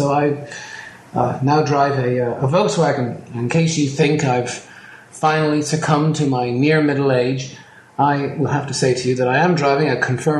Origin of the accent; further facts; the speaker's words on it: Ireland; As an Irish person